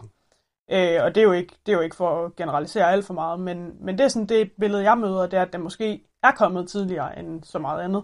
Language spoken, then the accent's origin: Danish; Thyholm, Central Denmark Region, Denmark; nu kommer vi fra Tyholm